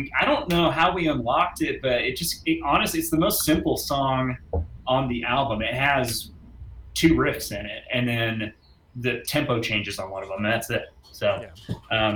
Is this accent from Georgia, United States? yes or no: no; Oklahoma, United States; we grew up in Oklahoma in the 90s